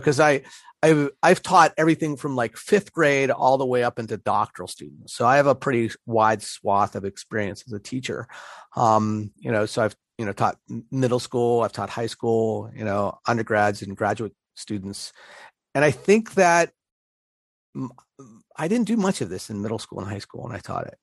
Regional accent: Pittsburgh, Pennsylvania, United States; accent: Pittsburgh; my Pittsburgh accent

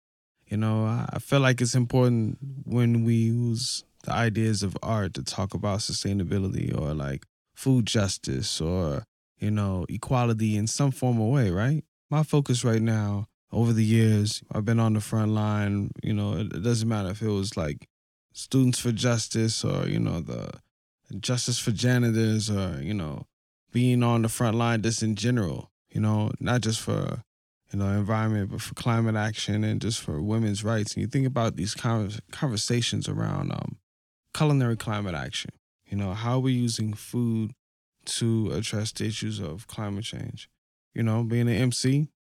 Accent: Denver, Colorado, United States; I'm from Denver, but, you know, coming closer to the mountains is like, it feels beautiful, you know?

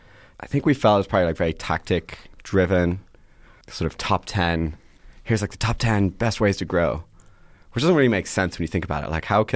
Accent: Ireland; also born or lived in Boston, United States / London, United Kingdom / Atlanta, United States / New York, United States; now in San Francisco, United States; Yeah. So I did a whole tour around the world. I was born in Boston. I lived in London, Atlanta, London, Ireland, New York, Ireland, San Francisco. And so, but I mostly grew up in Irela

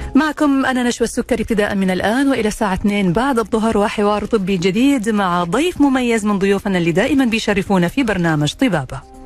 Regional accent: Saudi Arabia; عندنا في السعوديه

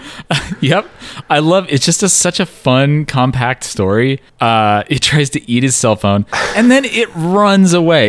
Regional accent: Pacific Northwest, United States; a white guy who grew up in the Pacific Northwest.

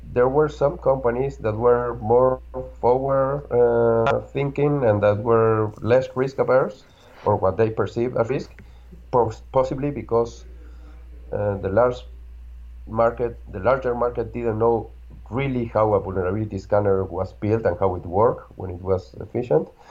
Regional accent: Argentina; I'm from Argentina.

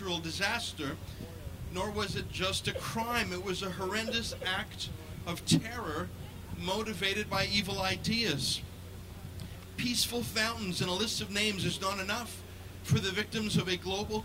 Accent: Canada; I'm a Canadian

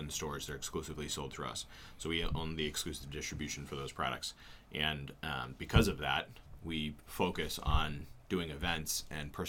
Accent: Goffstown, New Hampshire, United States; also born or lived in Plymouth, New Hampshire; I grew up here in Manchester, New Hampshire, Goffstown

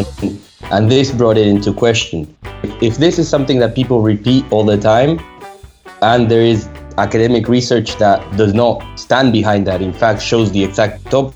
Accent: Argentina; moved away as an adult; also born or lived in France; I moved back to Argentina, where I'm originally from

